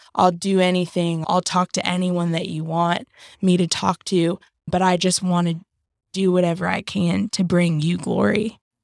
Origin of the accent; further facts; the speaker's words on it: North Carolina, United States; also born or lived in Berlin, Vermont; I was raised in North Carolina since I was, like, seven years old